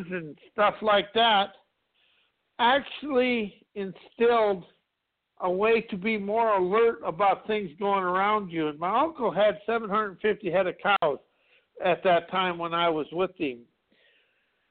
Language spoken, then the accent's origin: English; South Dakota, United States; I grew up in South Dakota in a small town of 200 people